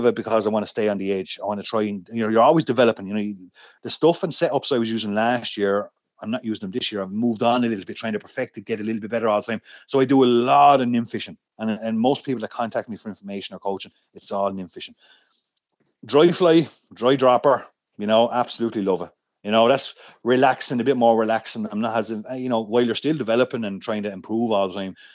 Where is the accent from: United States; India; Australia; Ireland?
Ireland; Rathdrum, Leinster; I grew up in Rathdrum in County Wicklow, up in the Wicklow Mountains